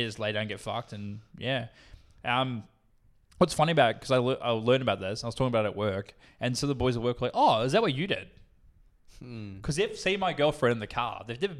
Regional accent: Australia; She's more Australian than I am. Like, she's fucking, I'm even Australian, bro.

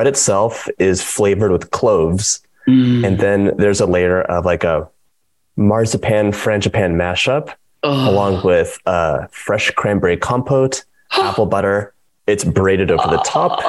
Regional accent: Los Angeles, California, United States; moved away; also born or lived in East Coast, United States; I'm from Los Angeles, and we moved to the East Coast.

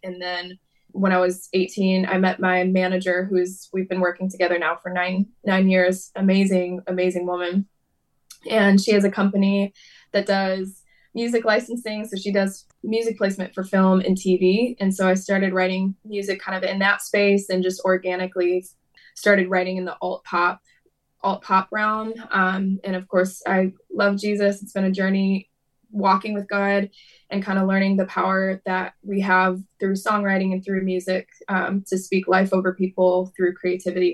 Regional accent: Detroit, Michigan, United States; I'm originally from the Detroit area in Michigan, so kind of in the Midwest in the United States, and grew up in church

